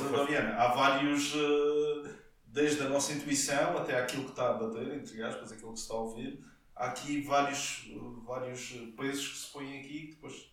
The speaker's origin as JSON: {"language": "Portuguese", "country": "Portugal", "said": "como português"}